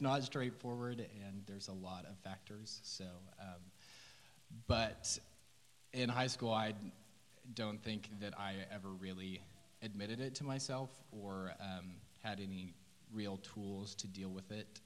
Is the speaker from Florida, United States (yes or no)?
no; Oklahoma City, Oklahoma, United States; also born or lived in Tulsa, Oklahoma; I grew up in Oklahoma City